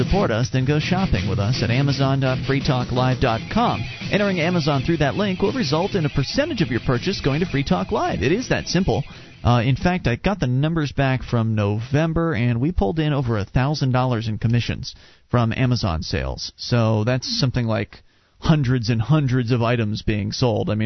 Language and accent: English; Sarasota, Florida, United States; I grew up in Sarasota, Florida